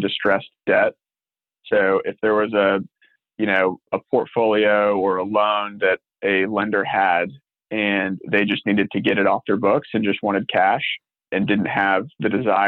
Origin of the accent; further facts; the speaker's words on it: Houston, Texas, United States; also born or lived in Philadelphia; So I grew up in Houston and grew up around the multifamily business with our family's business